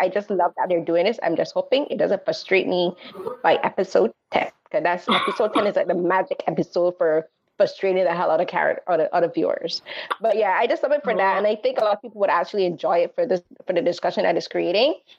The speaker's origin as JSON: {"language": "English", "country": "Barbados", "tie": "born or raised there", "said": "growing up in Barbados"}